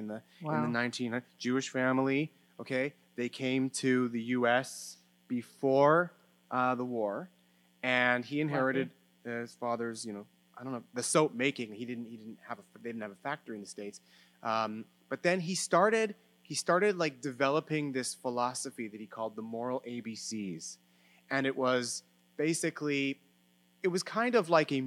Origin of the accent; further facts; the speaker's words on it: Canada; I'm Canadian